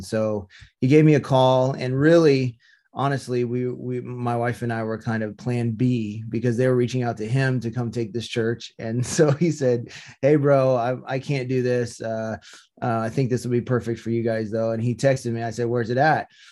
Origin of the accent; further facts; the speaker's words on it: Topeka, Kansas, United States; also born or lived in Seattle; now in Visalia, United States; I grew up in Topeka, Kansas